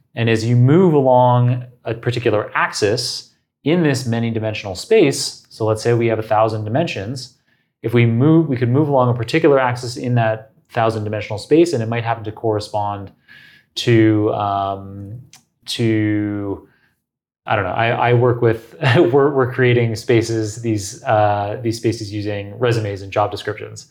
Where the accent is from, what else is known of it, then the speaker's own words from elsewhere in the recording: Toronto, Ontario, Canada; the University of Toronto, my hometown